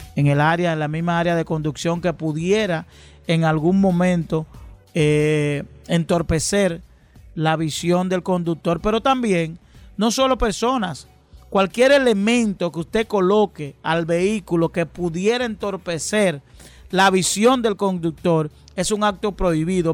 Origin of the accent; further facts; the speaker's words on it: Dominican Republic; los dominicanos